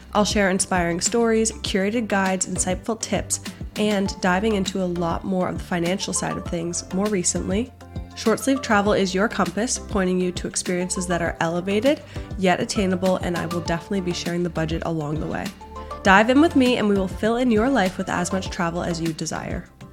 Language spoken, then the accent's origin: English; Boston, Massachusetts, United States; moved away as an adult; also born or lived in Washington, D.C.; I grew up in the Boston area, but went down to Georgetown for college